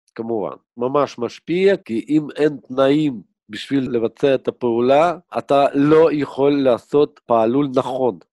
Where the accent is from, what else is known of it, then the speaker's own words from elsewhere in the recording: Kyiv, Ukraine; now in Israel; אני נולדתי בכיף, הייתה לנו סטודיה של דובז'ן